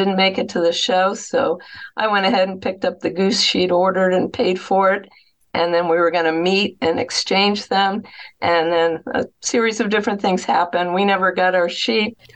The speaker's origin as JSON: {"language": "English", "region": "Vermont", "country": "United States", "tie": "born or raised there", "also_born_or_lived": "Boston, Massachusetts / Cape Cod, Massachusetts", "moved": "yes", "lives_now": "Ohio, United States", "said": "And then I grew up in Vermont."}